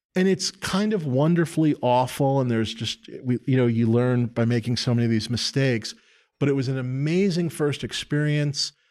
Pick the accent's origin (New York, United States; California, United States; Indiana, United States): New York, United States; New York City; born or raised there